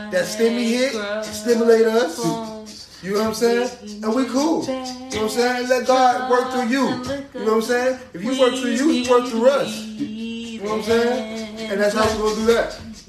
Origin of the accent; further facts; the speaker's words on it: Miami, Florida, United States; because I'm from Miami.